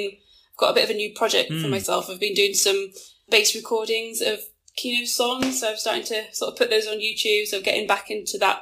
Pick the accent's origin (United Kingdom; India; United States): United Kingdom; England; coming from England